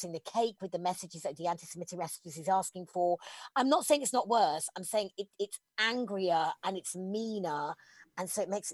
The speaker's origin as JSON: {"language": "English", "region": "England", "country": "United Kingdom", "said": "I'm incredibly proud as an English person"}